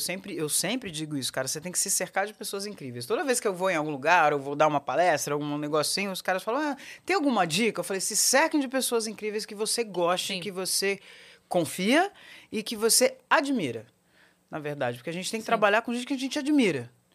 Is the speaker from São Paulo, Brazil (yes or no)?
yes; São Paulo, Brazil; Eu nasci em São Paulo, na Avenida Paulista